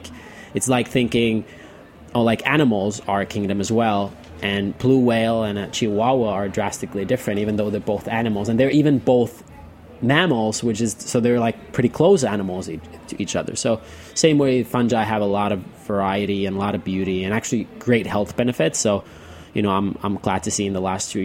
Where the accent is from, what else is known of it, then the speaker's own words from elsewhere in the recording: Nokia, Pirkanmaa, Finland; moved away as an adult; now in New York, United States; I grew up in Finland, in the town of Nokia, you know, like the phone